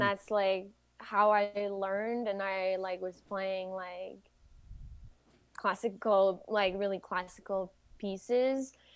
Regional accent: Quebec City, Quebec, Canada; English is a second language; I am from Quebec City. And so I usually speak French

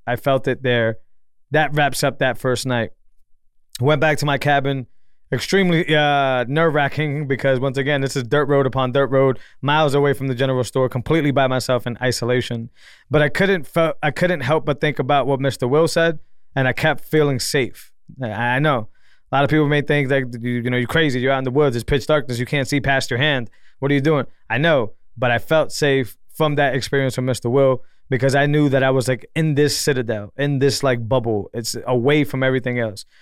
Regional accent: Massachusetts, United States; now in Texas, United States; I'm from Massachusetts, more of a city boy.

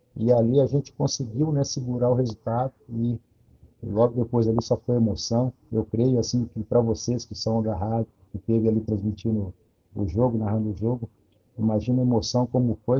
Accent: Minas Gerais, Brazil; also born or lived in Almenara; now in Contagem, Brazil; Eu sou mineiro, mas eu, minha residência fixa é em Contagem, Grande BH, mas hoje eu estou em Almenara, no Vale de Jequitinhonha

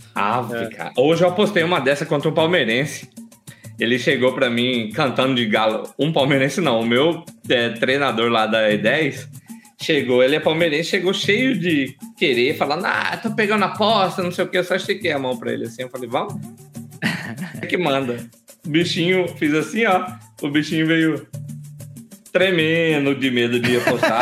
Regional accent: Alto Araguaia, Mato Grosso, Brazil; lá de Altaraguaia, interior de Mato Grosso, lá de onde eu nasci.

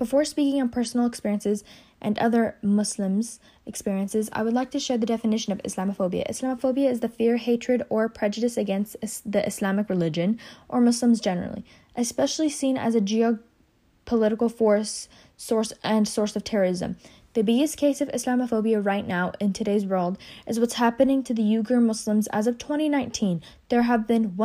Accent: United States; I was raised here. I'm American as much as you are

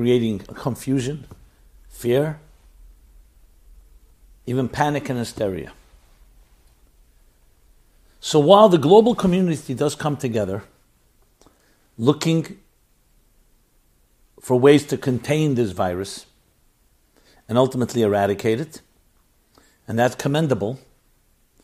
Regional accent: United States; I'm an American. I was born in the United States of America

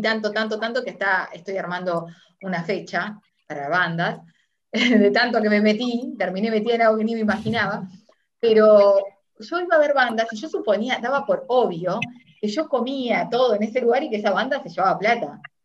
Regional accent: Uruguay; now in Argentina; soy uruguaya, pero estoy en Argentina

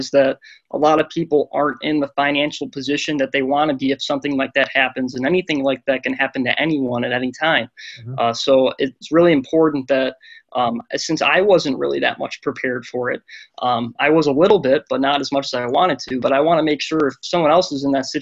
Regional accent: Sterling Heights, Michigan, United States; I grew up in Sterling Heights, Michigan on the east side near Detroit

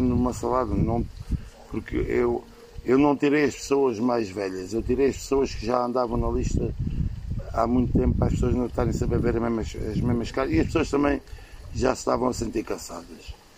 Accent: Portugal; Eu sou da de Baixo

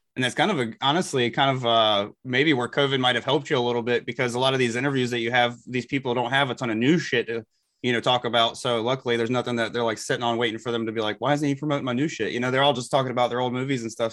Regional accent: Elizabeth City, North Carolina, United States; I'm from Elizabeth City, North Carolina

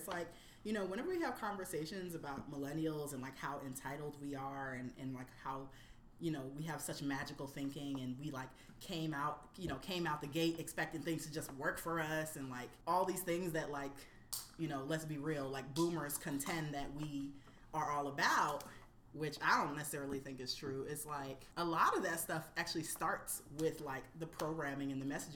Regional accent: Florida, United States; now in New York City, United States; I grew up on Florida avocados. As a Floridian, I'm a diehard Florida avocado person

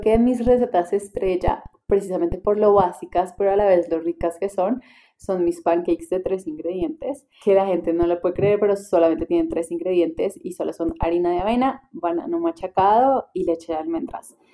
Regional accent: Paisa region, Colombia; en mi casa, como buena casa, paisa

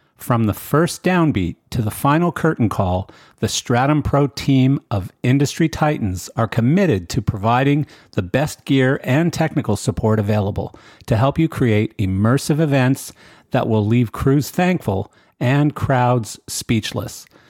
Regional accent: Western Canada, Canada; growing up in Western Canada

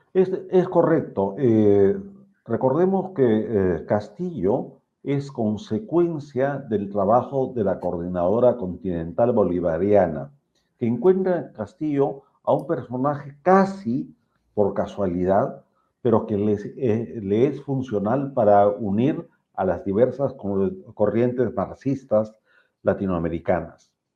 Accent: Peru; como peruano

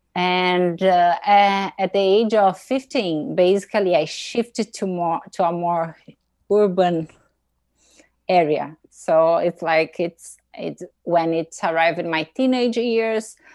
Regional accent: Brazil; English is a second language; moved away as an adult; now in Boston, United States; I'm from Brazil. I grew up in the countryside of Brazil

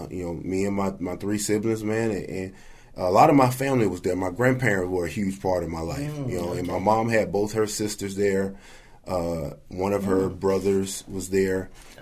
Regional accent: Indianola, Mississippi, United States; moved away; … is from my hometown.

